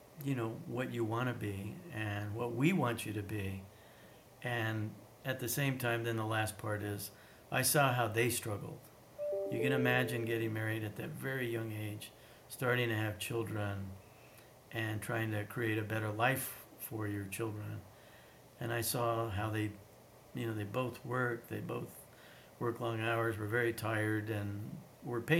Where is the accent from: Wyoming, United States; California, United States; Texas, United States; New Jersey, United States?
Wyoming, United States; moved away; also born or lived in Europe / Australia; I was kind of a unicorn in the state of Wyoming growing up